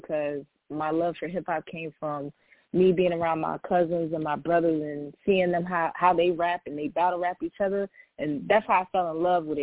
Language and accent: English; New York City, New York, United States; moved away as an adult; also born or lived in the South; now in Atlanta, United States; I'm from Queens, New York, Jamaica